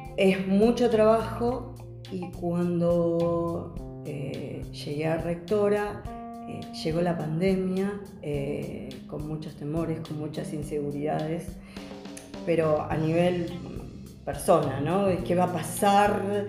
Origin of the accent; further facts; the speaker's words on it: Buenos Aires, Argentina; soy del barrio de Caballito